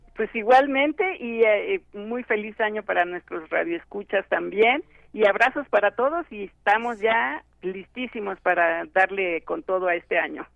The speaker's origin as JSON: {"language": "Spanish", "country": "Mexico", "said": "como mexicanos"}